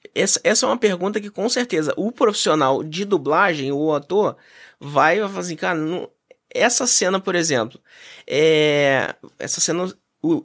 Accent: Brazil; nós, enquanto brasileiros

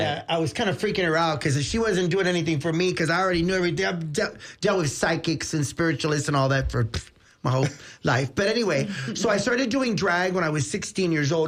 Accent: Tampa, Florida, United States; I was born right here in Tampa

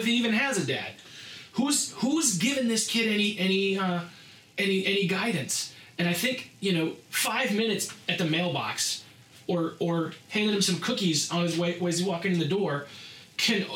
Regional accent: Rowlett, Pennsylvania, United States; I grew up in Rowlett, PA, which is even smaller

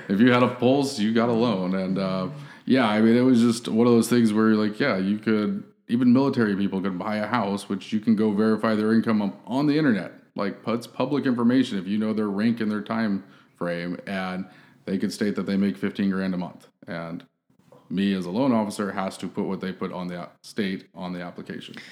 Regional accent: San Diego, California, United States; moved away as an adult; now in Austin, United States; born and raised in San Diego

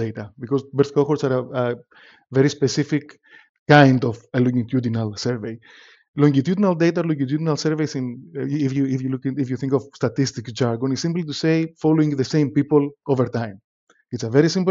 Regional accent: Athens, Attica, Greece; moved away as an adult; now in London, United Kingdom; I'm from Athens, Greece originally, grew up in Athens

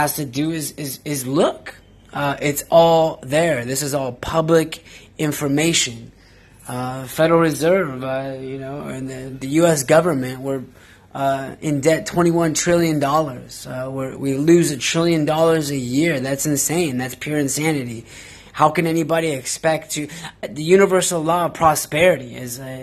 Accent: Pacific Northwest, United States; I'm from the Pacific Northwest

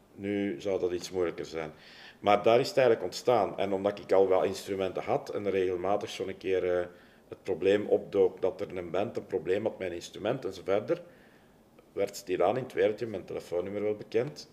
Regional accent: Leuven, Flanders, Belgium; ik ben opgegroeid in Leuven

